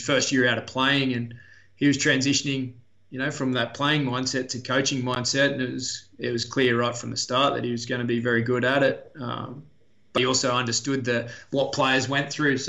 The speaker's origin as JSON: {"language": "English", "town": "Wollongong", "region": "New South Wales", "country": "Australia", "tie": "born or raised there", "said": "I grew up mostly in Wollongong"}